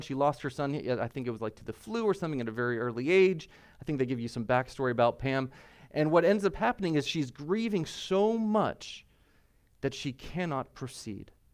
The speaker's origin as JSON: {"language": "English", "country": "United States", "said": "I'm American"}